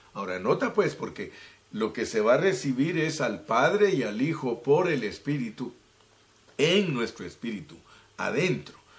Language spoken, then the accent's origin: Spanish; Guatemala; moved away; mi país, Guatemala, de donde nací, más bien dicho.